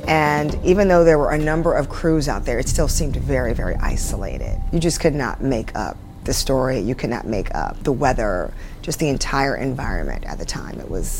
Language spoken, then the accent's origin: English; Texas, United States; moved away as an adult; now in New York, United States; I was from Texas.